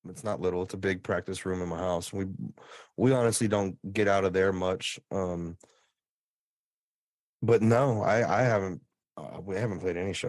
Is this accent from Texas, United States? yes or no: yes; Texas, United States; I'm from Texas.